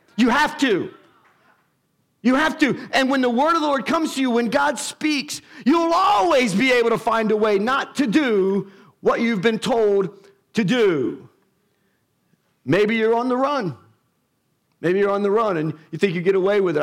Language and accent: English; United States; us being American has nothing to do with our faith